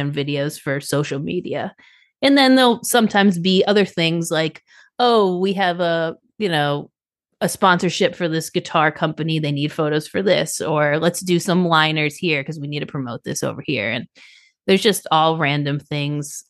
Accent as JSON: {"language": "English", "town": "Boston", "region": "Massachusetts", "country": "United States", "also_born_or_lived": "South Florida / Nashville", "moved": "yes", "said": "I am from Boston, and I lived in South Florida"}